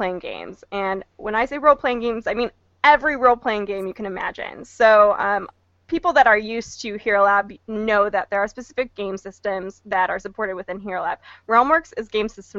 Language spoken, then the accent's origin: English; Midwest, United States; moved away; I grew up in the Midwest, so Gen Con was actually my local con.